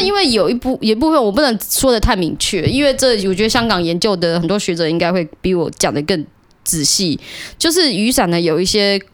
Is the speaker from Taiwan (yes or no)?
yes; Taiwan; 我是台湾人